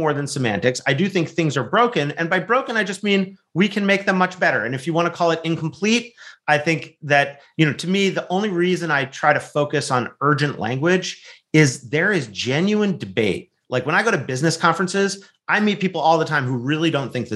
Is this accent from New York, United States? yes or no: no; California, United States; also born or lived in Wisconsin; from my home state of California, although I spend a lot of time in Wisconsin as well